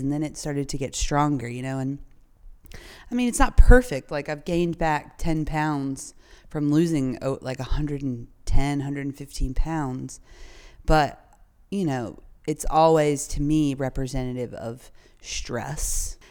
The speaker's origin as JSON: {"language": "English", "region": "North Carolina", "country": "United States", "tie": "born or raised there", "said": "I grew up in North Carolina, uh, right in the thick of the Bible Belt"}